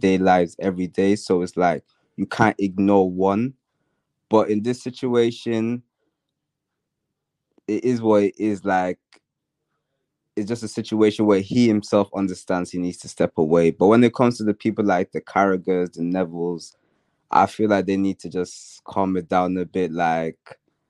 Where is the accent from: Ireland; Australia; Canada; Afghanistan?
Ireland; I'm Irish, so Damien Duff was a big person for us growing up